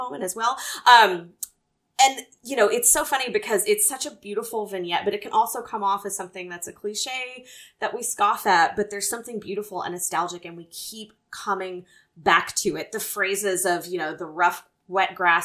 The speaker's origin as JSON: {"language": "English", "region": "the South", "country": "United States", "tie": "born or raised there", "moved": "yes", "said": "growing up in the South"}